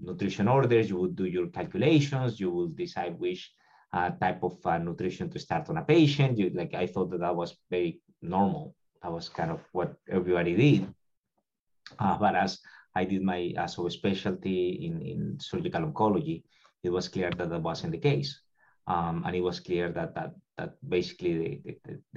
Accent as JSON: {"language": "English", "country": "Colombia", "moved": "as an adult", "lives_now": "Tampa, United States", "said": "I'm originally from Colombia"}